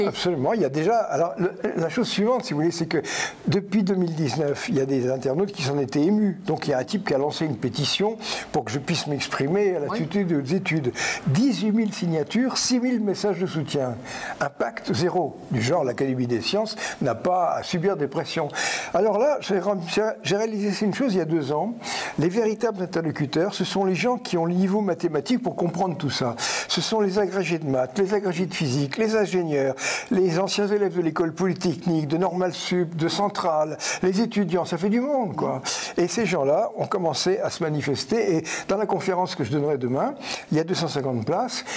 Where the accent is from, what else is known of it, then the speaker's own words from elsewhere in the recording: France; nous sommes des Français créatifs